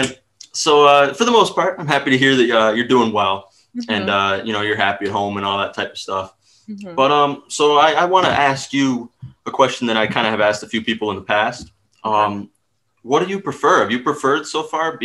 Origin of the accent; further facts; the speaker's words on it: Syracuse, New York, United States; we're from Syracuse